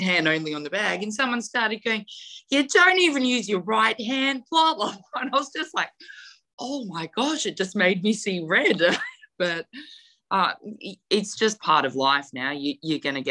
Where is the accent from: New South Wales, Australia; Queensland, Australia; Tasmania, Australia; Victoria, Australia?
New South Wales, Australia; in my hometown area, so I had a lot of family and friends that are all there